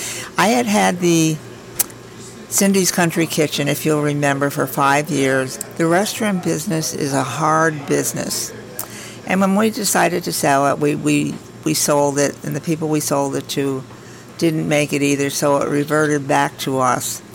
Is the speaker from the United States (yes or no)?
yes; Albany, New York, United States; also born or lived in Altamont; I grew up in Albany. I was an Albany girl, married an Altamont boy